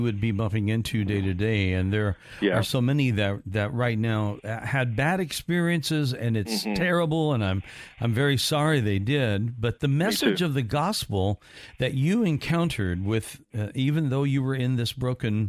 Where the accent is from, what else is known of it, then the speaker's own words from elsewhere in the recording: Evansville, Indiana, United States; moved away as an adult; also born or lived in Gainesville, Florida; now in Orlando, United States; I'm a fellow Hoosier